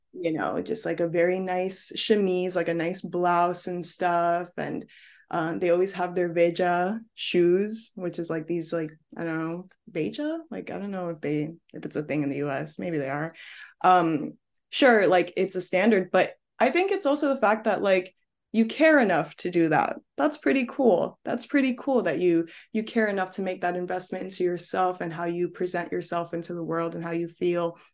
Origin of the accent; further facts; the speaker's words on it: New York City, New York, United States; moved away as an adult; now in Paris, France; I'm a New Yorker